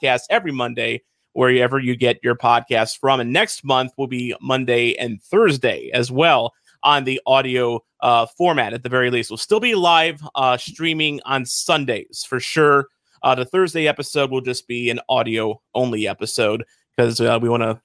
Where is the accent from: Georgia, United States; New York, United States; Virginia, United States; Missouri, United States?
Missouri, United States; Arnold; growing up in Arnold, you know, I lived by the Burger King that was on Vogel in the West Outer Road.